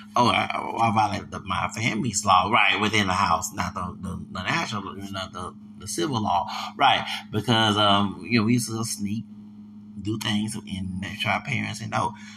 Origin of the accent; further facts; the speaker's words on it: Texas, United States; I'm from Texas